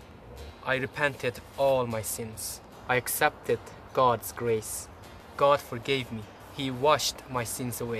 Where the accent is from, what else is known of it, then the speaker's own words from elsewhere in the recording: Iran; moved away; also born or lived in Turkey; I was born in Iran, raised a Muslim